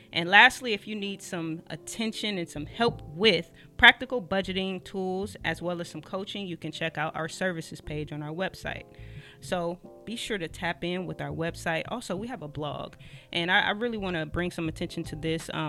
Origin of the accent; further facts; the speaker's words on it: Long Beach, California, United States; also born or lived in Perris, California; So I was born and raised in Long